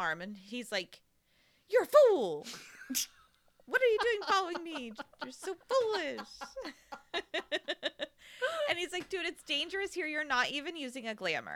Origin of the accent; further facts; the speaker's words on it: United States; I'm American